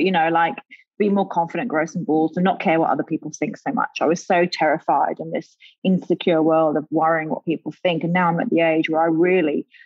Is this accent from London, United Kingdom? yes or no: yes; London, United Kingdom; now in Australia; growing up in London